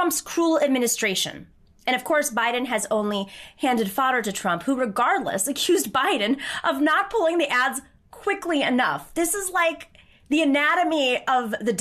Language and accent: English; Lancaster, New York, United States; also born or lived in Buffalo, New York; I'm from Lancaster, New York. That's where I grew up